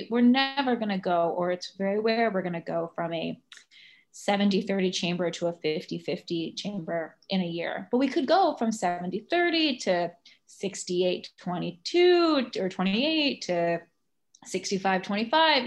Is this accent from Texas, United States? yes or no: no; Virginia, United States; now in New York, United States; I live in New York, uh, I'm from Virginia, which is now a blue state